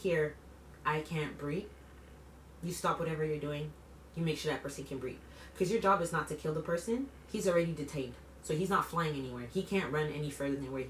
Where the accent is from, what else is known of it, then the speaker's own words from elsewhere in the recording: Quebec, Canada; born and raised in Quebec, first generation, I'm from here